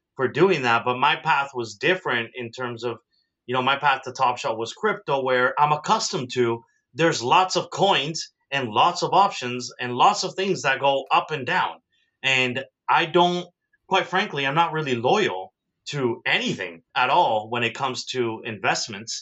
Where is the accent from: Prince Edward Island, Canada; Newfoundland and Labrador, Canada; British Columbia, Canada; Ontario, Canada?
Ontario, Canada; Toronto; also born or lived in South America; I am proudly from Toronto